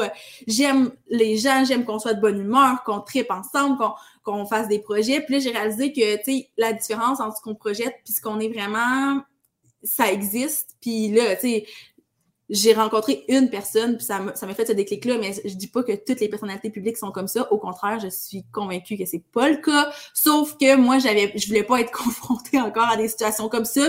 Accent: Val-d'Or, Quebec, Canada; now in Rouyn-Noranda, Canada; j'ai grandi à Val d'Or

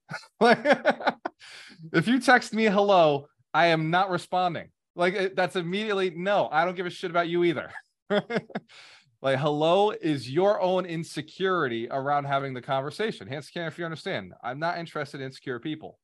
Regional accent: New England, United States; now in Florida, United States; I grew up in New England

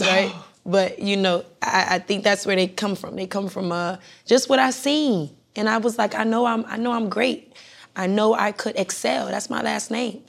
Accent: Miami, Florida, United States; moved away as an adult; also born or lived in Broward County, Florida / Jamaica (parents); now in Atlanta, United States; I was born in Broward and, and slid into Miami

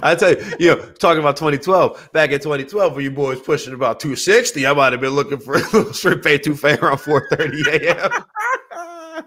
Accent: New Orleans, Louisiana, United States; moved away; also born or lived in Michigan; I'm from New Orleans. I was raised on seafood as a staple

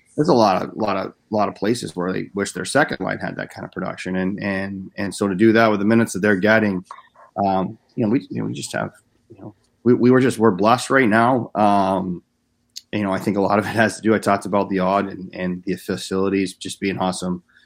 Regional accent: Philadelphia, Pennsylvania, United States; moved away; I'm from Philly originally

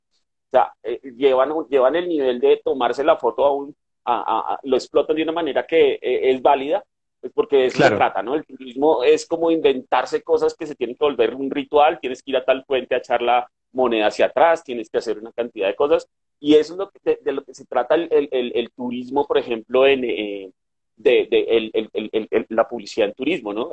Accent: Bogotá, Bogotá Capital District, Colombia; soy un bogotano de pura cepa, nacimiento, corazón y creencia

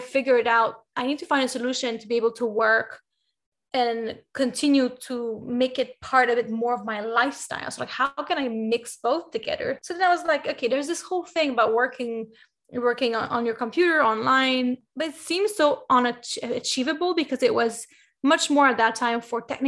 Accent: Canada; I'm Canadian, and where I'm from in Canada

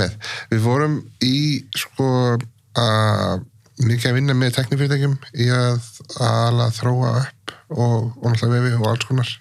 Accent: Iceland; ólst upp á Íslandi

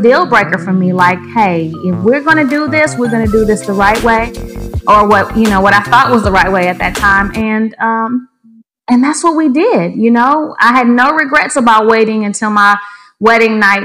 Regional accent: Grand Rapids, Michigan, United States; I was born in Grand Rapids, Michigan in January

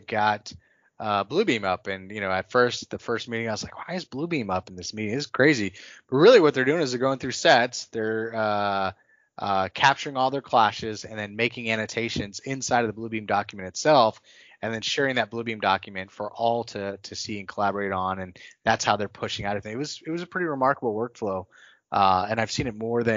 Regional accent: North Texas, United States; I was from North Texas

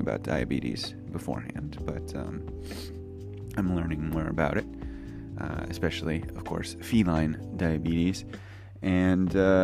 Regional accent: United States; now in Japan; I'm an American English teacher living in Japan

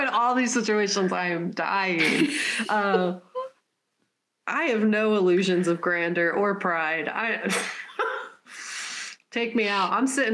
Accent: California, United States; I was born in California

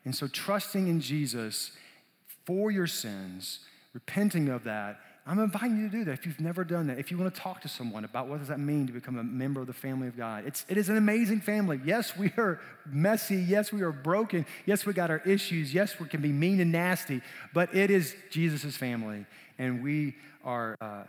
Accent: South Arkansas, United States; also born or lived in Peru; we moved back to my home state of Arkansas

